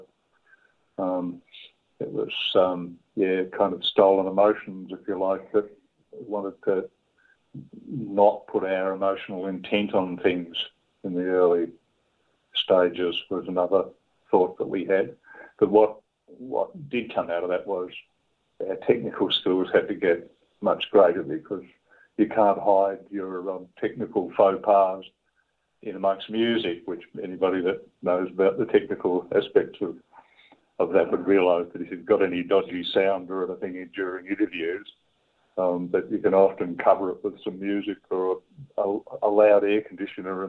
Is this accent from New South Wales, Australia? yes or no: no; Tasmania, Australia; I grew up in Tasmania, so the sea down there is, you're always 10 feet from it, seemingly.